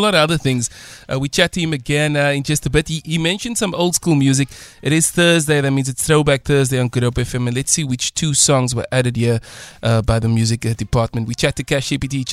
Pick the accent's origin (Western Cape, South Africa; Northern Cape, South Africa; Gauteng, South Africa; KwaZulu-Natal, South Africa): Western Cape, South Africa; Cape Town; I grew up in the Athlone area